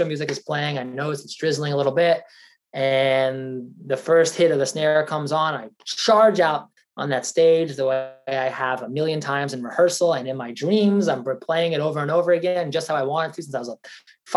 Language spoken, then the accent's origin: English; Long Island, New York, United States; growing up in Long Island